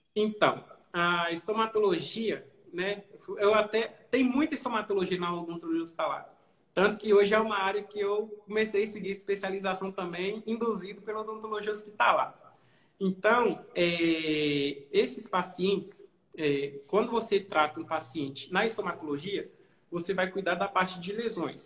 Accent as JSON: {"language": "Portuguese", "town": "Governador Valadares", "region": "Minas Gerais", "country": "Brazil", "said": "sou daqui de Valadares, costumo fazer alguns cursos fora, quase todos, mas eu continuo aqui"}